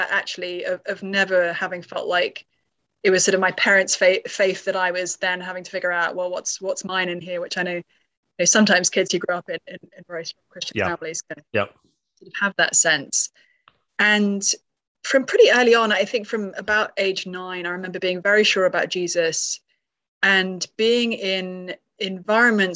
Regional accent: United Kingdom; I grew up in the UK, as maybe discernible from my accent

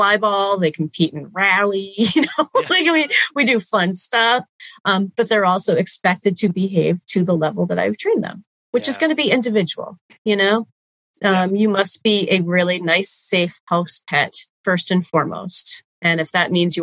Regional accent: New England, United States; I grew up in New England

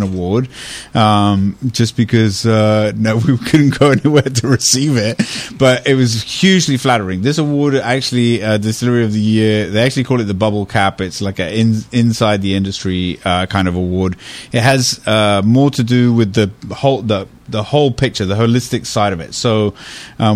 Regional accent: United Kingdom; now in United States; I was brought up in Britain

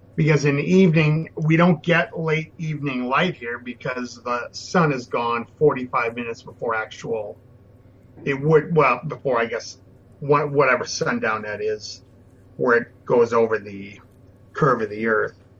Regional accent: Minnesota, United States; I was born and raised in Minnesota.

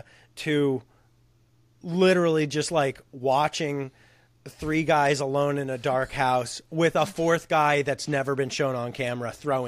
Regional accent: West Coast, United States; Bryce and I grew up on the West Coast.

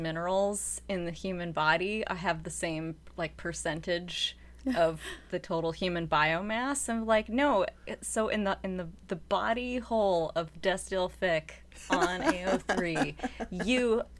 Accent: Seattle, Washington, United States; I don't have a cool regional accent. Sorry, everyone. I'm from Seattle.

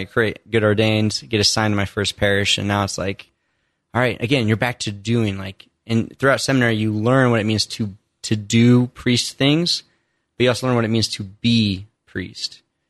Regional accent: Indiana, United States; So I grew up in Indiana, only child, mom and dad, not really faith-filled, not baptized as a kid.

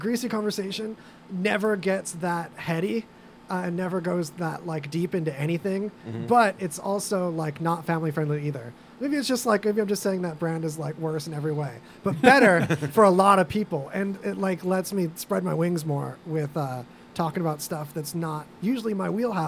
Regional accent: California, United States; I was born down the street in California.

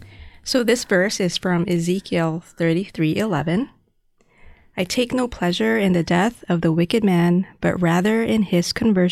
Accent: Toronto, Ontario, Canada; also born or lived in Philippines; from Toronto. I'm actually Filipino-Canadian. My family moved to Toronto in 2001, I think.

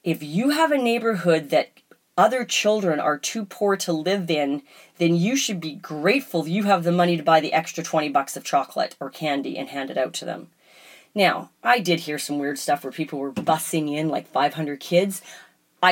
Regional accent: Canada; we definitely have a little bit different of a cultural mentality in Canada.

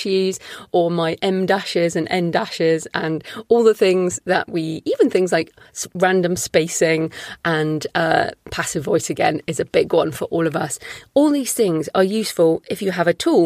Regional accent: United Kingdom; I'm British.

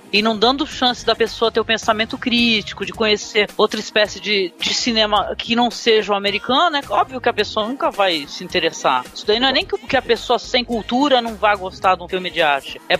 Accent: Guarujá, São Paulo, Brazil; eu tô aqui na cidade, eu sou de Guarujá, cara.

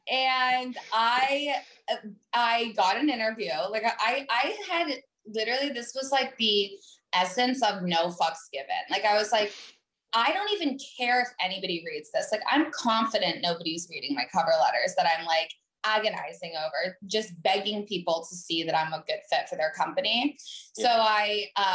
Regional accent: Vermont, United States; moved away as an adult; I grew up in Vermont

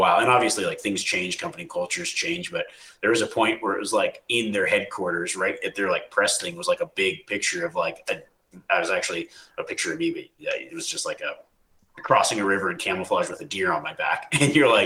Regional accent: Nevada, United States; I grew up in Nevada, live in Nevada

